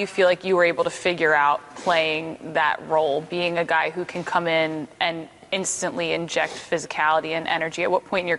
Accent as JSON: {"language": "English", "town": "Philadelphia", "region": "Pennsylvania", "country": "United States", "said": "I know we talked off camera about how lovely Vancouver is as a city, and I'm from here, so I think Philly's beautiful in its own way."}